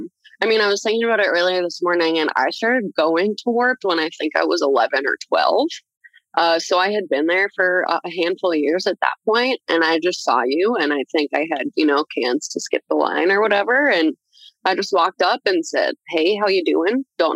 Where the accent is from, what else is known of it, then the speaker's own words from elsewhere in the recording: Iowa, United States; now in Minnesota, United States; cause I'm from Iowa. And the following years after that, we did come up to Minnesota, which is where I ended up living. I live here now.